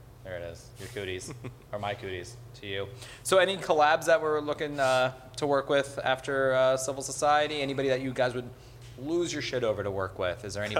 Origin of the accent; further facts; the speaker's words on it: Miami Beach, Florida, United States; So I'm Jewish from Miami Beach.